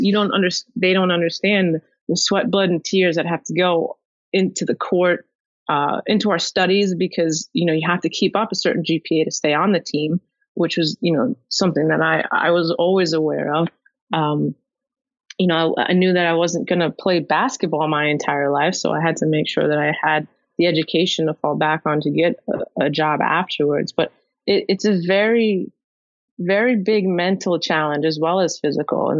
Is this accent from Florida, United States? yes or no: no; Long Island, New York, United States; also born or lived in Manhattan, New York / Buffalo, New York; I was born in Manhattan, raised on Long Island